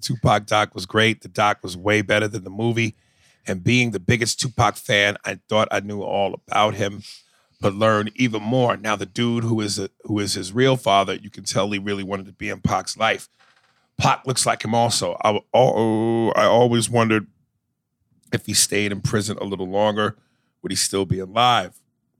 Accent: Sweden; English is a second language; Oh, Swedish. I'm from Sweden.

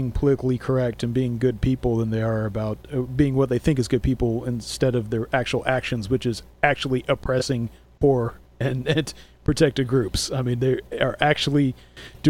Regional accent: Arizona, United States; I'm from Arizona, so I grew up with a bunch of natives

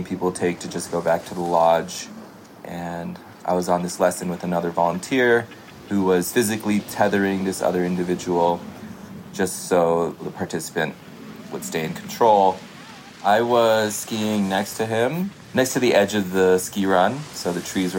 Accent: Connecticut, United States; also born or lived in India / Vermont; I grew up in Connecticut and also partly in India

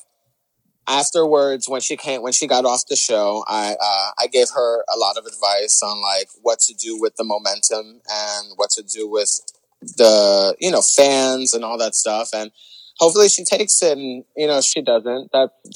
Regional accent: New York, United States; we're New Yorkers. Like, we have that edge to us

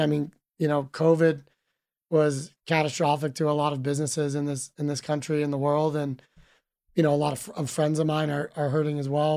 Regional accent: Reno, Nevada, United States; moved away as an adult; also born or lived in Sydney, Australia; I was born and raised in Reno, Nevada

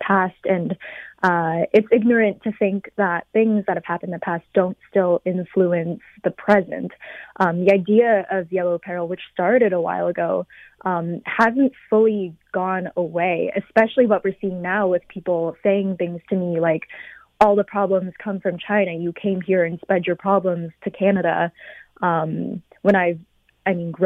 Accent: London, United Kingdom; growing up in London as a Chinese woman

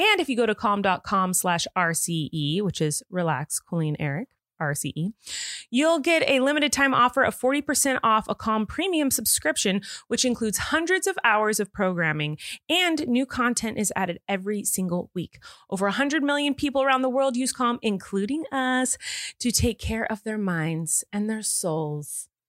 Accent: California, United States; As a Californian, that is my take.

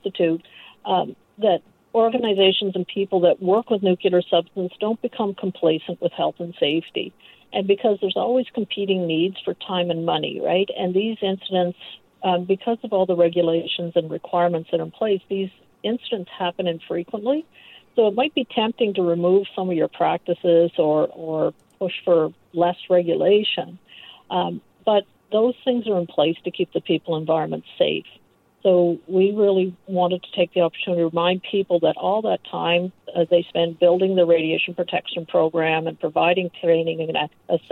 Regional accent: Prince Edward Island, Canada; now in Toronto, Canada; I'm from Prince Edward Island originally

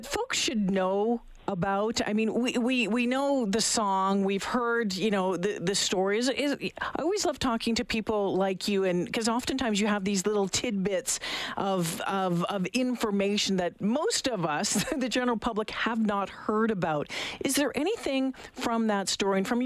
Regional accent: Lake Superior, Northern Ontario, Canada; now in Edmonton, Canada; growing up in Lake Superior, there's a place where we go camping, and it's called Pancake Bay

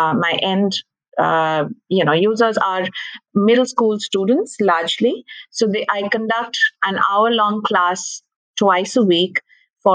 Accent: India; I'm from India, and I've been a teacher for the longest time

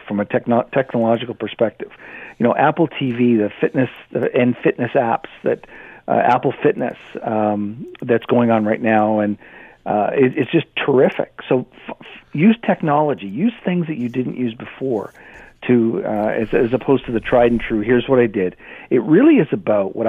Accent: Canada; I'm Canadian

